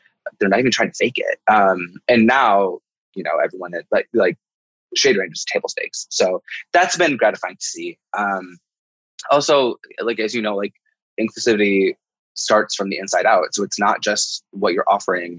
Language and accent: English; Midwest, United States; a little queer person growing up in the Midwest